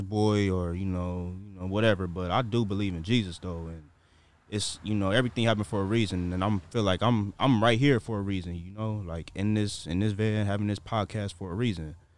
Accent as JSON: {"language": "English", "town": "Inglewood", "region": "California", "country": "United States", "said": "I should have stayed at Morningside in Inglewood"}